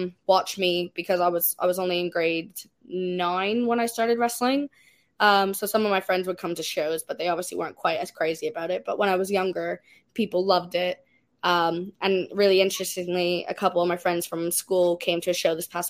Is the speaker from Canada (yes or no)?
yes; Canada; as a Canadian wrestler